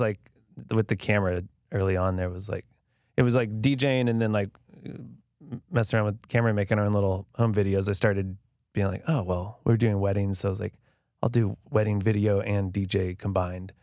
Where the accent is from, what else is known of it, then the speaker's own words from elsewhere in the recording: Grapevine, Texas, United States; I grew up in Grapevine